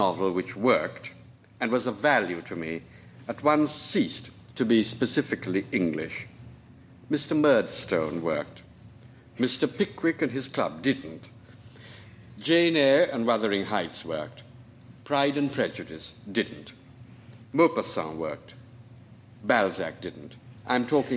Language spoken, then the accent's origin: English; Trinidad & Tobago; moved away; I was born on Trinidad, which is a little island at the mouth of the Orinoco